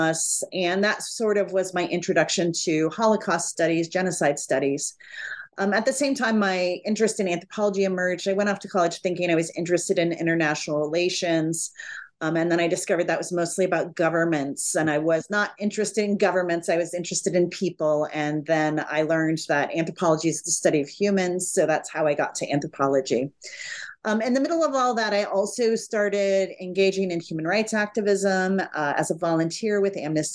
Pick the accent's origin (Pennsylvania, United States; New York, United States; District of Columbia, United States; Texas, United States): Texas, United States; Dallas; I grew up in mostly near Dallas, Texas, from the age of 3 until 18